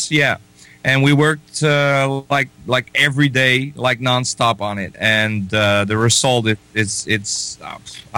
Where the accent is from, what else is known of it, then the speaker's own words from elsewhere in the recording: Netherlands; I'm from the Netherlands